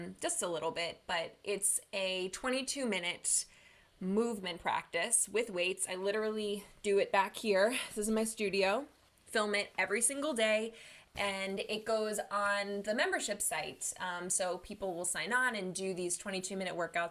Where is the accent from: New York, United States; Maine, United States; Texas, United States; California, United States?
New York, United States; Long Island; also born or lived in Manhattan; I'm from Long Island, New York